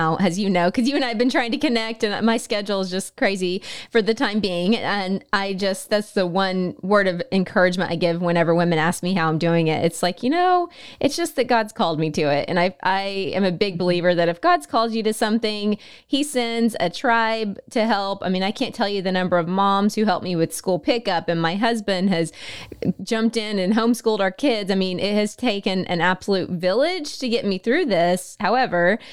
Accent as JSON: {"language": "English", "region": "Oklahoma", "country": "United States", "tie": "born or raised there", "moved": "as an adult", "lives_now": "Texas, United States", "said": "I actually was brought up in Oklahoma, and then we moved to Texas almost right after we got married"}